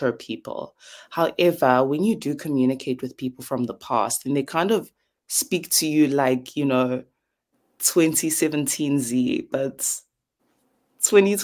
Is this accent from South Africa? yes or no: yes; KwaZulu-Natal, South Africa; I'm South African